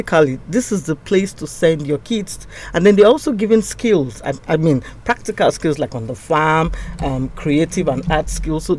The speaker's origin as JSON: {"language": "English", "region": "Plateau", "country": "Nigeria", "said": "I'm from Plateau, and so it just replicates the climate of Jos"}